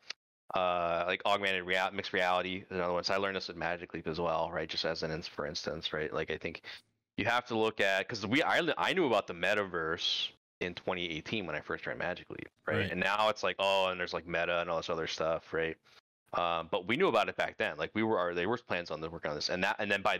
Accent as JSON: {"language": "English", "region": "Pennsylvania", "country": "United States", "tie": "born or raised there", "moved": "yes", "said": "I grew up in Pennsylvania."}